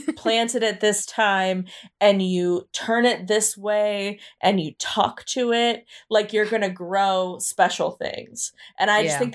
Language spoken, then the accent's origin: English; United States; I'm American